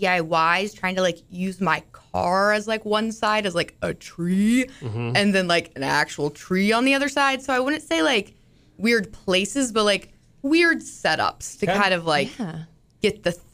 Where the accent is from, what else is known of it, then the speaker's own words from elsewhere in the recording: Topeka, Kansas, United States; I'm from Topeka, Kansas.